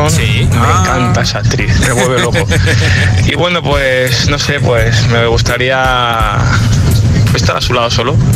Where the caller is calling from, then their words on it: Toledo, Castilla-La Mancha, Spain; de Toledo.